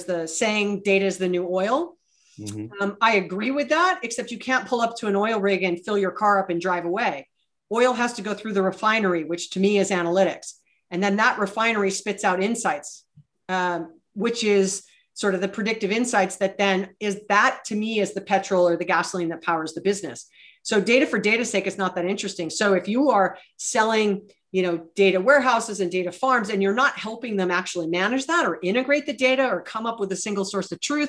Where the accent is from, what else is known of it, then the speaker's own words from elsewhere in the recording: Hawaii, United States; moved away; And I was born and raised in Hawaii.